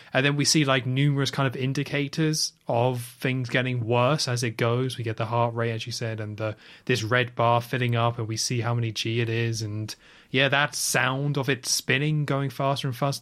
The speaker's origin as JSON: {"language": "English", "country": "United Kingdom", "said": "we're both British"}